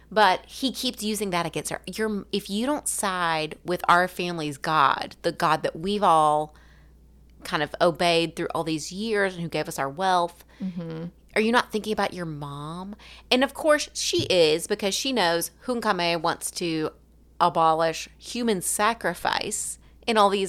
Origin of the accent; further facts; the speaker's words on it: Southern United States, United States; accent: southern; it as right as someone with a southern accent can probably say it. That's fair. And I'm not going to deny my accent.